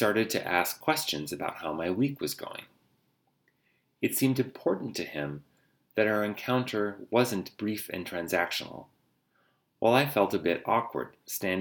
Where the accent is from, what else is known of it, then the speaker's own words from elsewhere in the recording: United States; As an American